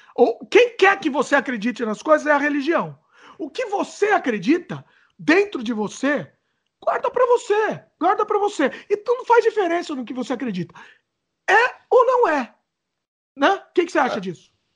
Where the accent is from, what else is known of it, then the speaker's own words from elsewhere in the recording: Brazil; now in Canada; a gente é brasileiro